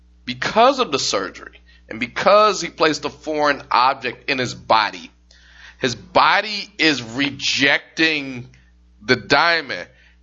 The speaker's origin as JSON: {"language": "English", "town": "Durham", "region": "Ontario", "country": "Canada", "said": "I'm from Durham, Toronto, Canada."}